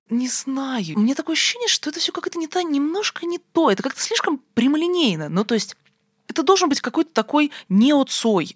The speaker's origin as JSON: {"language": "Russian", "region": "Moscow", "country": "Russia", "tie": "born or raised there", "said": "Я вот действительно выросла в Москве"}